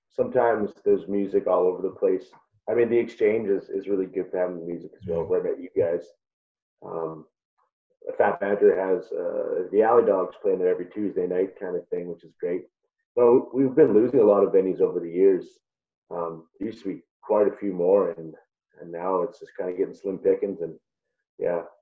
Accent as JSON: {"language": "English", "town": "Prince Albert", "region": "Saskatchewan", "country": "Canada", "said": "actually from Prince Albert."}